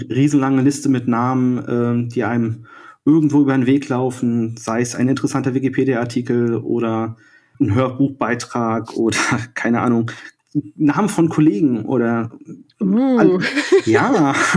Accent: Rostock, Mecklenburg-Vorpommern, Germany; ich bin 1979 in Rostock geboren

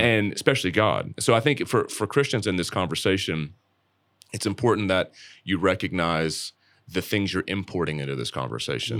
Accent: Dallas, Texas, United States; the church traditions I grew up in around Dallas

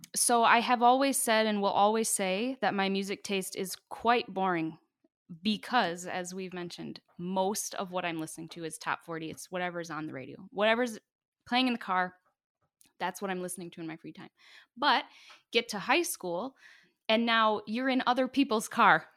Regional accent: Bay City, United States; where I come from in Bay City, you know, band is a family

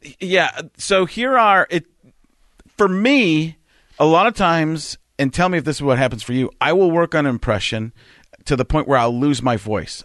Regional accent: Wisconsin, United States; I grew up in Wisconsin

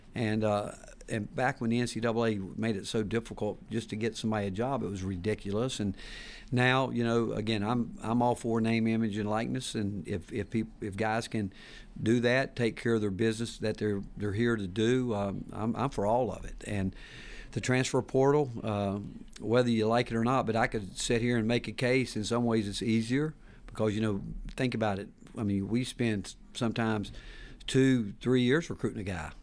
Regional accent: Hickory, North Carolina, United States; moved away as an adult; also born or lived in Texas; now in Knoxville, United States; growing up in Hickory, North Carolina

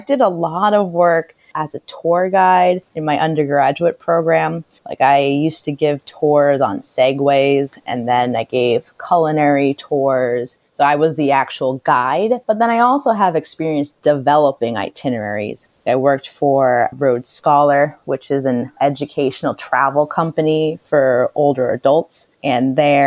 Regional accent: Hopkinton, Massachusetts, United States; I was growing up in Hopkinton

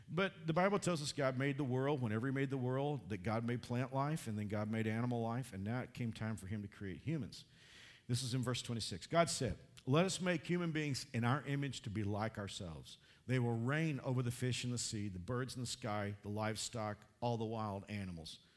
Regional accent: Texas, United States; I grew up in Texas.

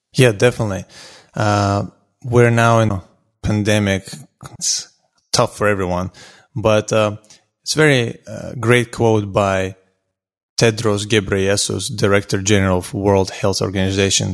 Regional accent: Azerbaijan; now in Houston, United States; I'm originally from Azerbaijan, um, but I lived in Houston, Texas now for close to seventeen years.

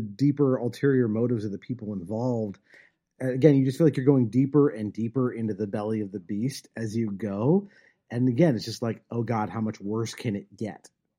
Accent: California, United States; someone who was born and raised in California, it's embarrassing that how little Spanish I know.

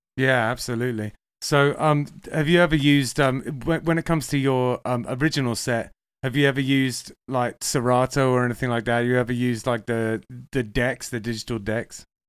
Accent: England, United Kingdom; moved away; also born or lived in Manchester; I'm English

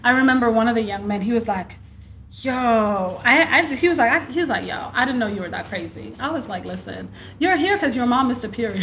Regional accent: South Dakota, United States; growing up in South Dakota, I had worked with Everest Youth.

